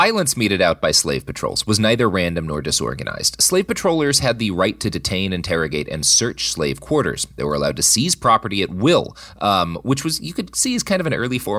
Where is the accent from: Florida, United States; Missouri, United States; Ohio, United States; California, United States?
Missouri, United States; I think it'll be useful for us to zoom in on the case of my home state, Missouri.